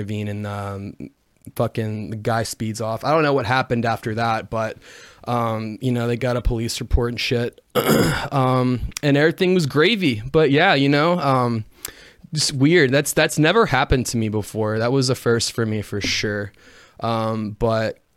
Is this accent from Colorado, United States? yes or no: no; Jackson, Tennessee, United States; I'm from West Tennessee. I'm like an hour from Memphis